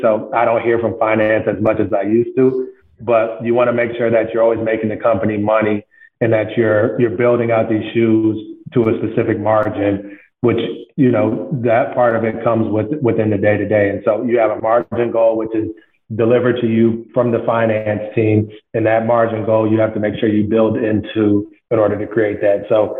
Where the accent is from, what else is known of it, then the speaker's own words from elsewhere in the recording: Midwest, United States; because they're from the East Coast, I'm from the Midwest, I had just a different point of view on sneakers and fashion and culture in general.